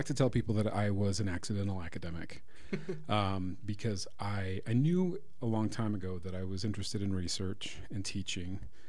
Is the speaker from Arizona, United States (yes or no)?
yes; St. Johns, Arizona, United States; moved away as an adult; also born or lived in Athens, Georgia; now in Colorado, United States; So I grew up in Arizona. I grew up in a small town in northeastern Arizona called St. John's. For our politicos out there, that is the birthplace of the Udall family political dynasty.